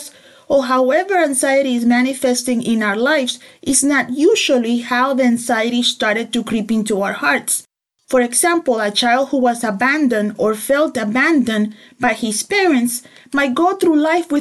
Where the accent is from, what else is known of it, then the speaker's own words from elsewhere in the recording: El Salvador; I grew up in El Salvador, in the war, which means that I grew up in imminent danger of shootings